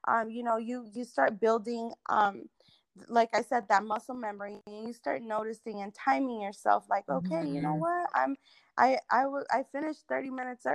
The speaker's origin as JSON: {"language": "English", "town": "Irving", "region": "Texas", "country": "United States", "tie": "born or raised there", "lives_now": "Bedford, United States", "said": "I was raised in Irving, Texas"}